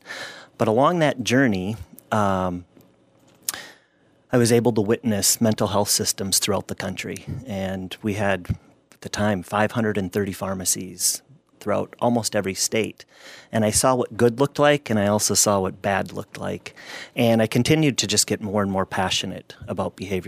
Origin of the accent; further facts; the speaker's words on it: Gaylord, Minnesota, United States; I grew up in Gaylord, Minnesota.